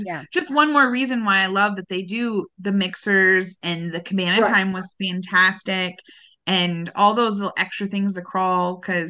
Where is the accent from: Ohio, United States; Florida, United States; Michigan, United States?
Michigan, United States; I was from Michigan